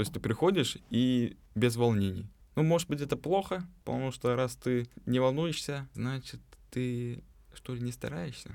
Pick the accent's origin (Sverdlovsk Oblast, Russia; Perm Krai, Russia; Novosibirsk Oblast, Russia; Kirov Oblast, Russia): Novosibirsk Oblast, Russia; Novosibirsk; moved away as an adult; now in Moscow, Russia; из Новосибирска переехал в, в этом году.